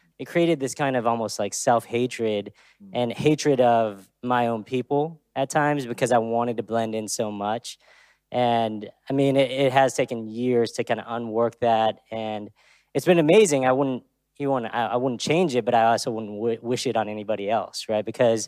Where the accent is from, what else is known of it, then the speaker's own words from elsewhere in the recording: Texas, United States; also born or lived in Austria; I grew up here mostly in Texas, but I was actually born in Austria. Most people don't know that.